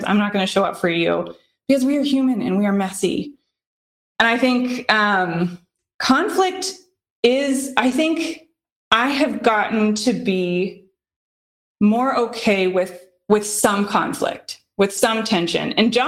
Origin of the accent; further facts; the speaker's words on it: Midwest, South, United States; now in Boston, United States; I grew up in the South, grew up in the Midwest, grew up in more rural, more Republican areas. And now I live in Boston